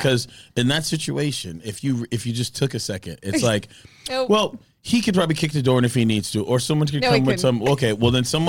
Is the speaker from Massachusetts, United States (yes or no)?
yes; Milton, Massachusetts, United States; also born or lived in New York; I grew up in Milton.